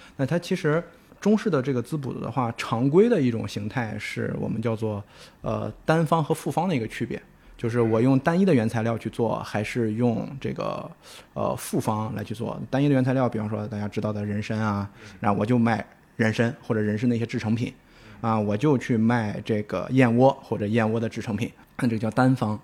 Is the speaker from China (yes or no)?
yes; Shandong, China; 作为一个山东人啊